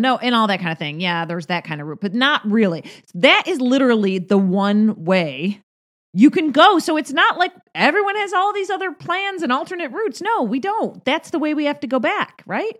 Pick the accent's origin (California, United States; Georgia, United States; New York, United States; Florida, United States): New York, United States; Rochester; now in Las Vegas, United States; my hometown of Rochester, New York